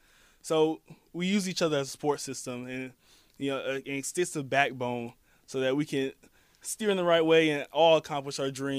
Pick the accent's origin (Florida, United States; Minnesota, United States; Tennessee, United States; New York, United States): Florida, United States; Orlando; also born or lived in Atlanta / Jacksonville; I'm actually from Orlando, Florida. Grew up in Atlanta for 8 years, and then moved to Jacksonville, and then came back to Orlando.